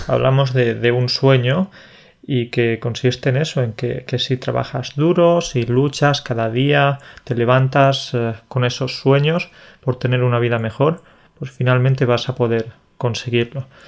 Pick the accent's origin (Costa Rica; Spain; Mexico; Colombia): Spain; Andalusia; soy, del sur, soy de Andalucía